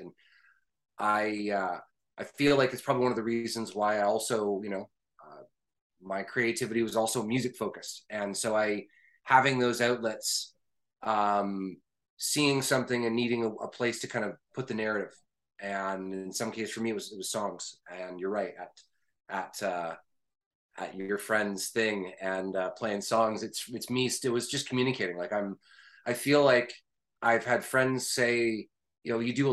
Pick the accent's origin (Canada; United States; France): Canada; I am a Canadian